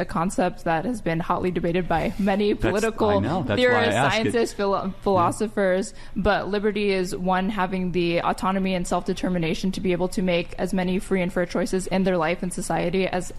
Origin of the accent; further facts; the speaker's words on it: Texas, United States; I grew up in Texas